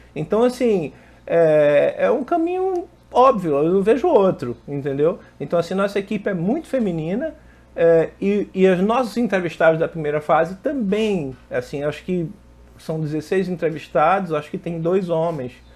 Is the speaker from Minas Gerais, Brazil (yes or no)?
no; Pernambuco, Brazil; moved away as an adult; now in Rio de Janeiro, Brazil; eu sou pernambucano, Natara é pernambucano, não sei se vocês sabem, nós somos pernambucanos, moramos aqui no Rio, mas somos pernambucanos